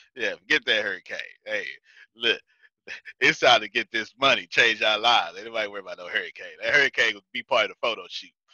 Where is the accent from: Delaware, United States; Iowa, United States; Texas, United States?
Texas, United States; I'm from Texas